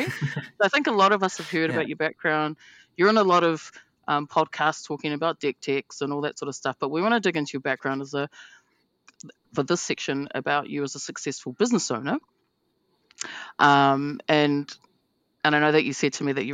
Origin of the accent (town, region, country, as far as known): New Zealand